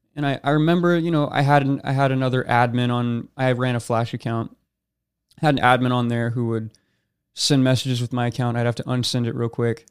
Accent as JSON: {"language": "English", "town": "Rancho Cucamonga", "region": "California", "country": "United States", "tie": "born or raised there", "said": "I was born in Rancho Cucamonga, California. Raised there my entire life"}